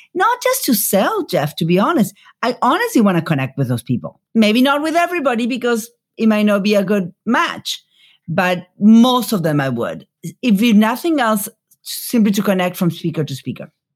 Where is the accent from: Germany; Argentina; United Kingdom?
Argentina; Buenos Aires; moved away as an adult; now in United States; I grew up in Buenos Aires